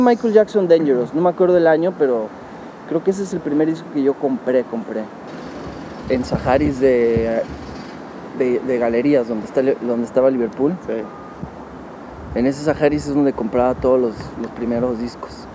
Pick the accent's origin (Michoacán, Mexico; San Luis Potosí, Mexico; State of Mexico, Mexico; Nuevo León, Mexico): Nuevo León, Mexico; Monterrey; moved away as an adult; now in Mexico City, Mexico; A los tres años me fui a Monterrey